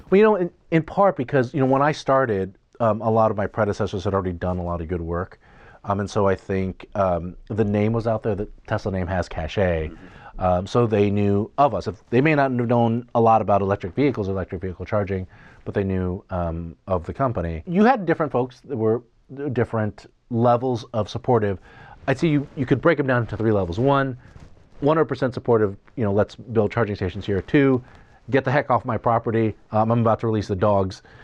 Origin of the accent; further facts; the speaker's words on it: United States; I say this as an American